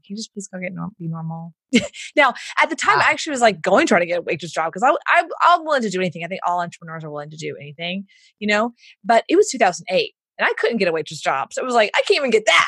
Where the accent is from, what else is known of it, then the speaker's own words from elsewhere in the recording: Houston, Texas, United States; accent: Southern; I grew up in Houston, so I get do the Southern voice